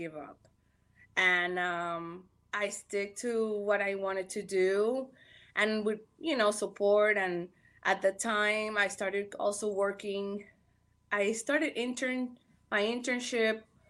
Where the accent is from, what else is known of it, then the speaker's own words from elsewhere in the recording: Panama; also born or lived in Miami, United States; now in Los Angeles, United States; I'm Panameña, me crié, you know, I was born and raised over there.